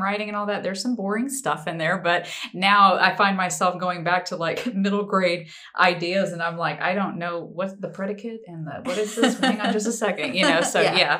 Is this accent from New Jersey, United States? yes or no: no; Biloxi, Mississippi, United States; also born or lived in Boston, Massachusetts; now in Spanish Fort, United States; Biloxi, Mississippi. That's my hometown